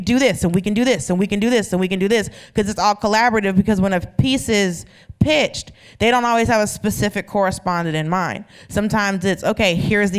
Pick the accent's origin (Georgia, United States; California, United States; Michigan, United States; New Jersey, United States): Georgia, United States; I'm from Georgia